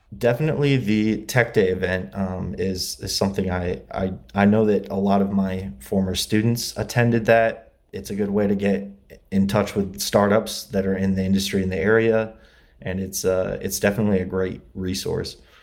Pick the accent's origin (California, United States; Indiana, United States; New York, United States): Indiana, United States; LaGrange; moved away as an adult; also born or lived in Muncie, Indiana; now in Los Angeles, United States; I grew up in Indiana, LaGrange, Indiana, uh, it's near South Bend.